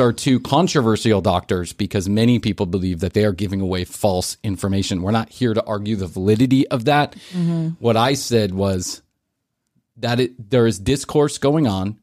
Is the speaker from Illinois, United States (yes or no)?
yes; Chicago, Illinois, United States; moved away; also born or lived in Atlanta; when I was growing up in Chicago